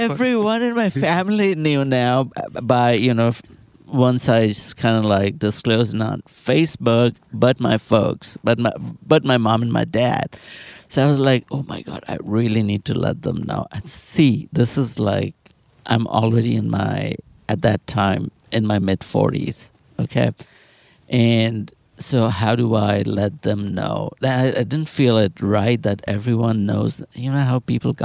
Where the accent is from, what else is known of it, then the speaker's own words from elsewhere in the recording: Kolkata, West Bengal, India; moved away as an adult; now in Austin, United States; my hometown is, Calcutta